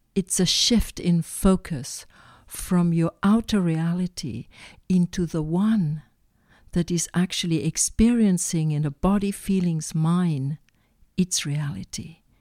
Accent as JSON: {"language": "English", "town": "Barcelona", "region": "Catalonia", "country": "Spain", "tie": "born or raised there", "said": "I was born in Barcelona from a mother that was extremely spiritual"}